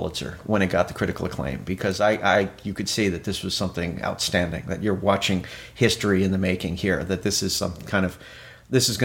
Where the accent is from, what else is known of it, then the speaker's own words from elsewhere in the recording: Arlington, Virginia, United States; moved away as an adult; also born or lived in New York; I grew up in the Arlington, Virginia, the Northern Virginia area, Washington, D.C.